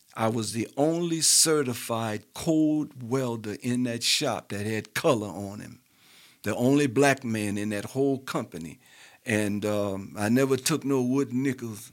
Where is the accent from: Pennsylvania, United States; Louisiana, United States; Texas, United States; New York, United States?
Louisiana, United States; New Orleans; I was raised in New Orleans